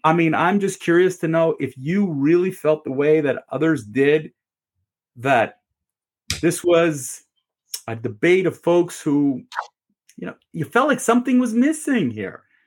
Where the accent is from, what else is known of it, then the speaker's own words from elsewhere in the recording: Canada; As a Canadian, you know, as a Canadian